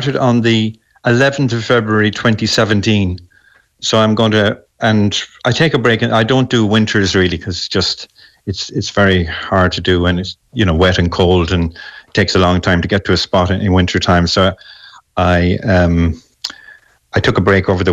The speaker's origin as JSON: {"language": "English", "town": "Galway", "region": "Connacht", "country": "Ireland", "tie": "born or raised there", "said": "I'm from Galway originally"}